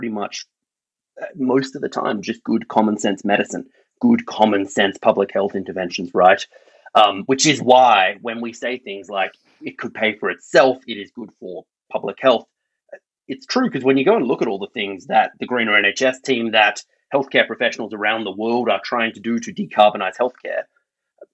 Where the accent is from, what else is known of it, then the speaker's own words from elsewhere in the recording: Australia; accent: Australian; now in United Kingdom; My accent reveals I'm Australian